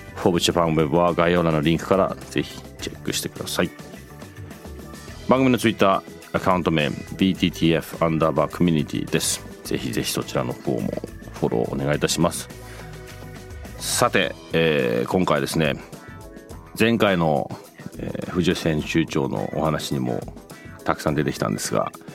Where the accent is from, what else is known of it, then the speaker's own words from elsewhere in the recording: United Kingdom; moved away; 僕なんかイギリスで育ってる